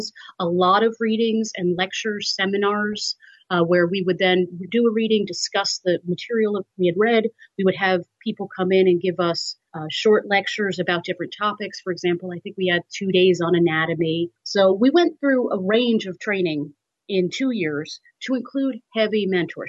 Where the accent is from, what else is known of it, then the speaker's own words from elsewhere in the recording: New York, United States; I'm from New York. My family's in New York.